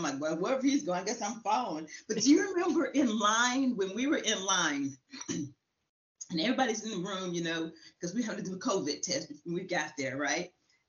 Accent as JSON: {"language": "English", "town": "Round Rock", "region": "Texas", "country": "United States", "said": "I'm from Round Rock, Texas. Actually, it's Round Rock, Texas. It is a suburb of Austin."}